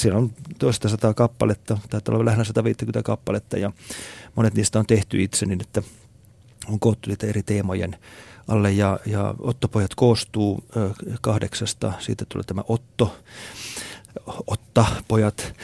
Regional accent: Finland

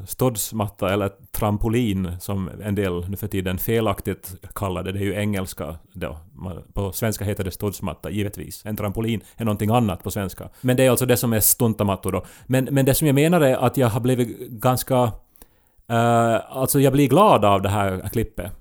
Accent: Esse, Ostrobothnia, Finland; moved away; min hemby Esse

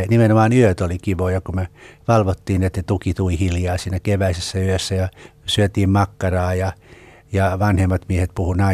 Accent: Karelia, Finland; accent: Karelian; mä puhuin Karjalan murretta

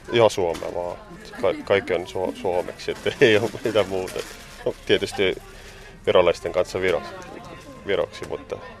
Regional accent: Estonia; Finnish is a second language; moved away as an adult; now in Tampere, Finland; mä oon virolainen

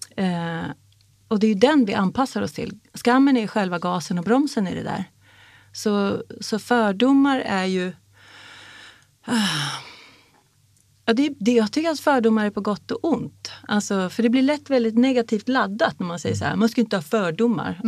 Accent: Sweden; jag är uppvuxen i Sverige som en jävla finnjävel

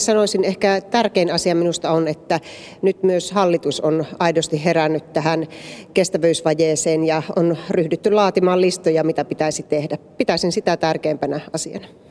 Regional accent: Joensuu, North Karelia, Finland; minun kotikaupunkini Joensuu

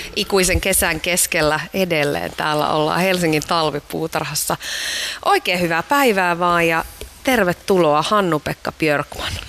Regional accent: Iisalmi, North Savo, Finland; Mä oon Iisalmesta

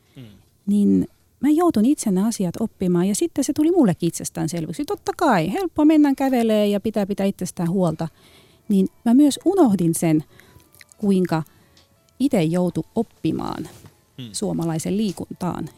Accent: Tallinn, Harju County, Estonia; Finnish is a second language; now in Finland; mä oon mm. itse liikunnan ammattilainen, mutta mä tuun Tallinnasta

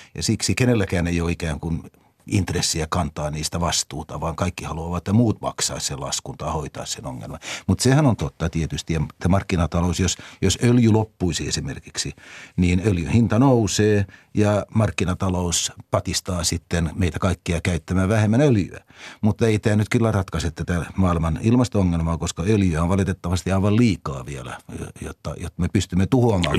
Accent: Finland; minun ikäisillä suomalaisilla

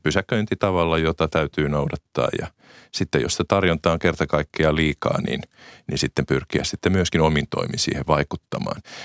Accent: Äänekoski, Central Finland, Finland; olen itse nelostieltä, kotoisin nelostie on, on, on kotikatuni Äänekoskella

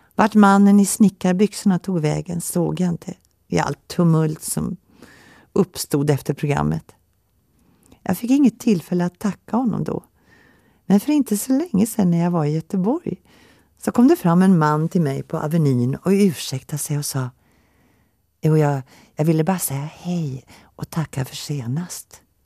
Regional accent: Finland; moved away; also born or lived in Helsinki / Åland; Jag är född i Finland under brinnande krig 1940

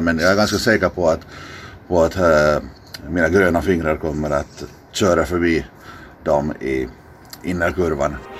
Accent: Dalsbruk, Southwest Finland, Finland; now in Helsinki, Finland; har jag vuxit upp på landet

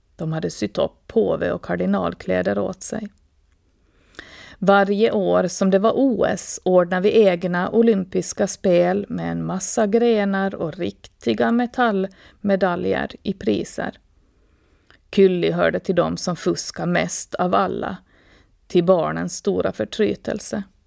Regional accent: Åland Islands; född och uppvuxen på Åland med mina rötter i Österbotten och resten av världen

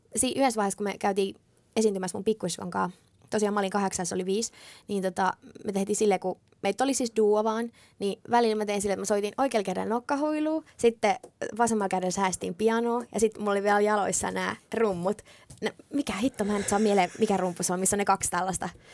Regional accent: Finland; mä oon just aina asunut Suomessa, mä oon syntynyt Suomessa

